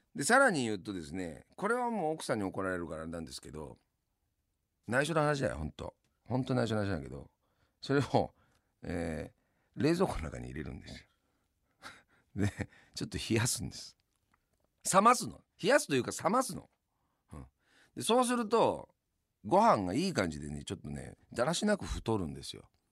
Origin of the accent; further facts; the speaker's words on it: Yamanashi, Japan; 私の地元山梨県ではですね